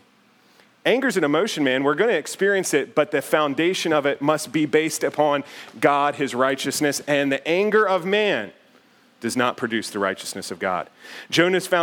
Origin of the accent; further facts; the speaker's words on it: United States; the house where I grew up out in Bedford County